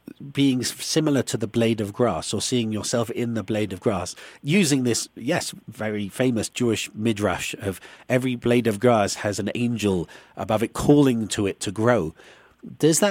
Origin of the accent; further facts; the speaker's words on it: United Kingdom; you and I being British